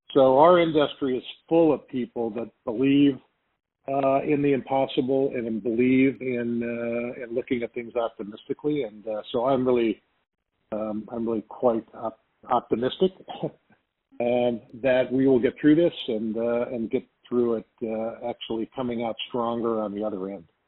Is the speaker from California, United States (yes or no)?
yes; Arcadia, California, United States; I grew up in Arcadia, California, which is basically at the bottom of the mountain